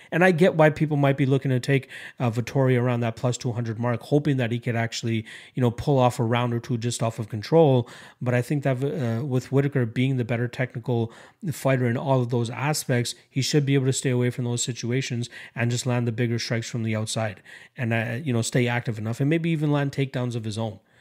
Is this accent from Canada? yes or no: yes; Canada; as a Canadian